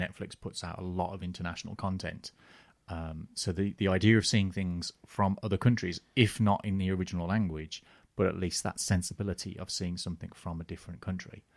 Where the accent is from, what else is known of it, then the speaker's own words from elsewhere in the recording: Birmingham, West Midlands, United Kingdom; When I was a young person in the early 80s and we had the Triangle Cinema in Birmingham